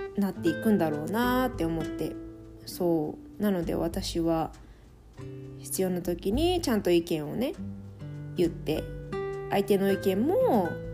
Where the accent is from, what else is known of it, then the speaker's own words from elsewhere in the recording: Japan; moved away as an adult; also born or lived in France; now in Calgary, Canada; 日本人は私だけだったのかな